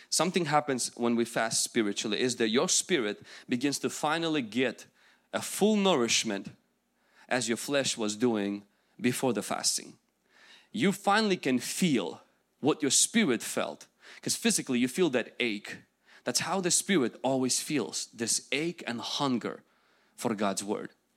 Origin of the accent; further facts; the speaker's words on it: Ukraine; English is a second language; moved away; I will go back to my country, where I came from